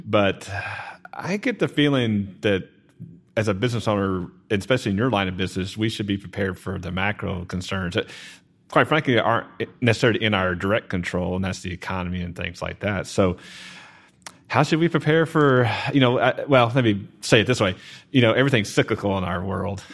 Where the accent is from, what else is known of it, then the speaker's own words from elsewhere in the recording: Garland, Texas, United States; I grew up in Garland